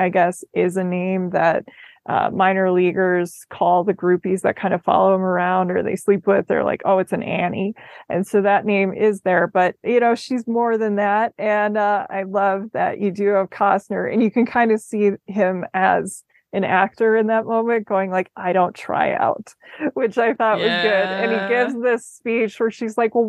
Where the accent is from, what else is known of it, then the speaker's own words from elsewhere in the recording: Arizona, United States; I'm from Arizona.